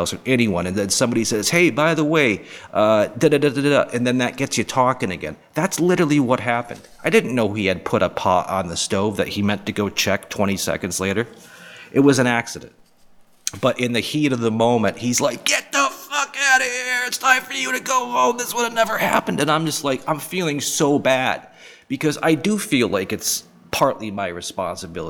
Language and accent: English; Boston, Massachusetts, United States; moved away as an adult; also born or lived in Charleston, South Carolina; Being born and raised in the Boston area, where it's a very liberal, progressive area